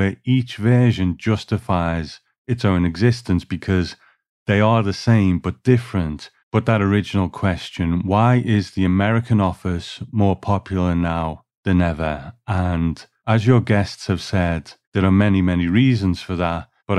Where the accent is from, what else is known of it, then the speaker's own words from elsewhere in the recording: United Kingdom; as a British viewer